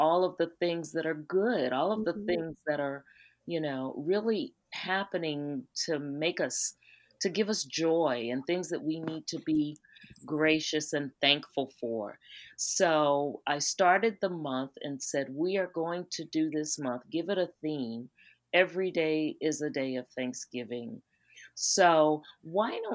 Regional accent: South Carolina, United States; I'm from South Carolina

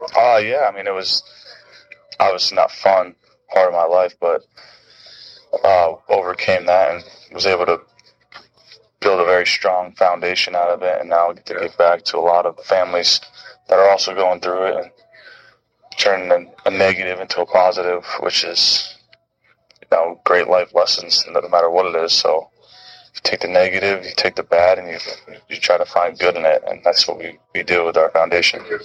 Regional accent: Florida, United States; I grew up as in Florida

